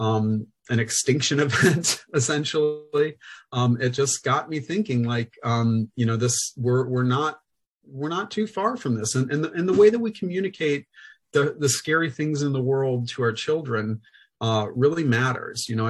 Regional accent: Central Illinois, United States; I grew up in Central Illinois in a really diverse school district

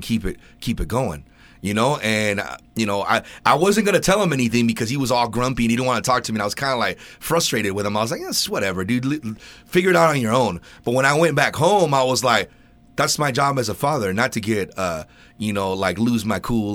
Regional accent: Ventura, California, United States; I'm from Ventura, so we're like, you know, we're down in Southern California

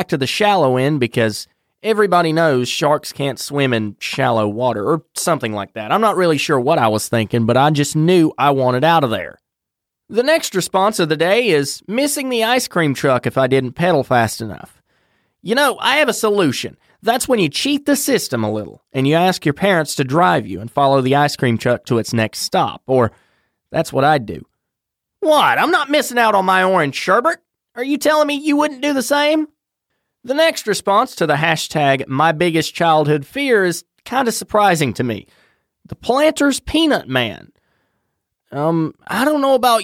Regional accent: North Carolina, United States; my home state of North Carolina.

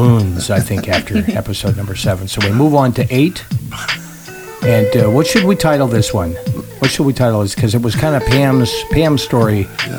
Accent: Hollywood, California, United States; born there; I was born in Hollywood, California. My sister and I were born in Hollywood.

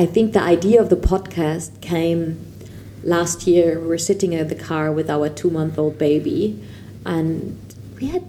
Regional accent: Germany; moved away as an adult; also born or lived in China; I'm German. I grew up in Germany.

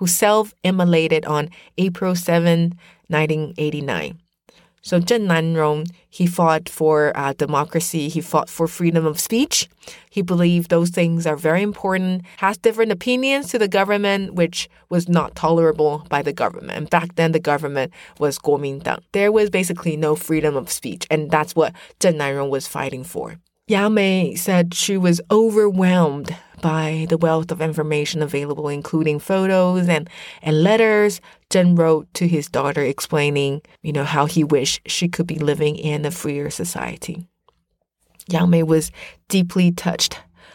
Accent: Taiwan; I'm from Taiwan

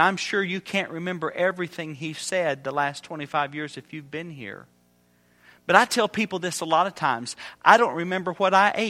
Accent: Indiana, United States; Well, we're from Indiana. You know anything about Indiana? We've got the best basketball in the country.

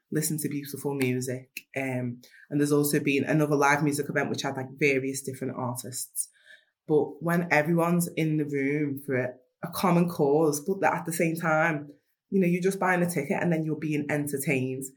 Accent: Liverpool, North West England, United Kingdom; I'm from Liverpool 8 from Toxteth

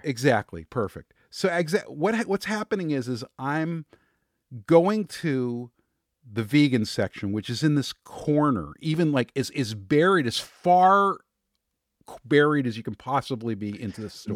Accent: Los Angeles, California, United States; I was born in Hollywood. I, you know, I, I'm around actors and performers. I mean, I, I grew up in that world

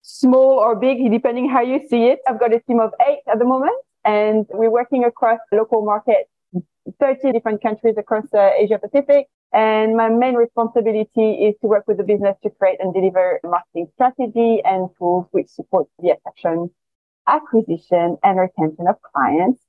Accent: France; accent: French; moved away as an adult; also born or lived in China; now in Singapore; my accent is French.

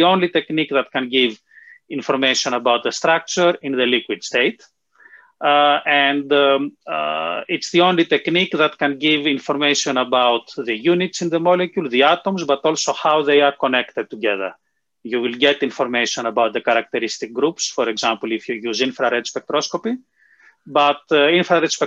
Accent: Greece; moved away as an adult; also born or lived in United Kingdom / Darmstadt, Germany; now in Oxford, United Kingdom; I was actually born in the UK, but then my parents decided to move to Greece, so I grew up in Greece.

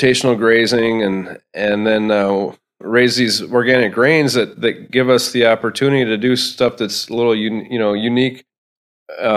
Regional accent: Spring Grove, United States; I grew up here in Spring Grove, where we're at right now

